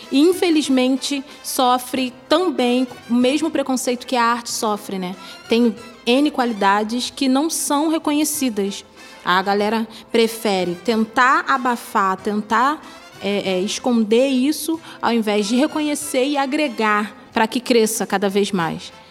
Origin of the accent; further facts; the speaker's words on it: Rio de Janeiro, Brazil; Saí da Fazenda Botafogo